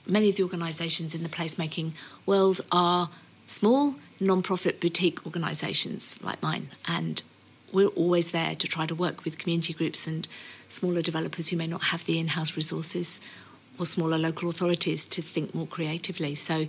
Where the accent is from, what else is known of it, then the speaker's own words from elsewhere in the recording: United Kingdom; now in Australia; being British